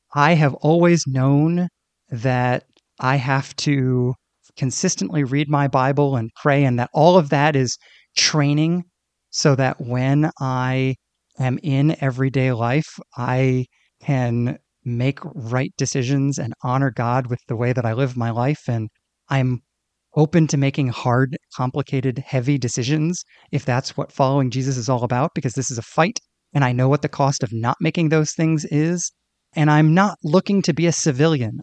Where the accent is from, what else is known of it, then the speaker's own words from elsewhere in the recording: Northeast, United States; I grew up in the Northeast